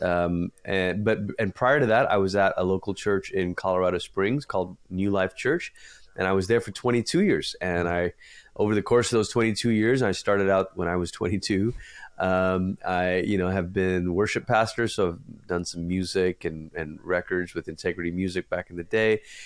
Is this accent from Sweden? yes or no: no; Malaysia; now in United States; I say this as a first generation immigrant, I'm originally from Malaysia